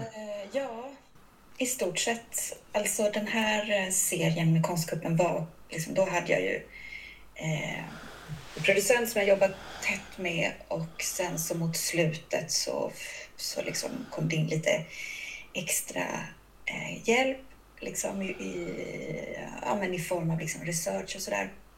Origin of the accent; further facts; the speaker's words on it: Kalmar, Kalmar County, Sweden; jag är ju uppväxt utanför Kalmar, en förort som heter Smeby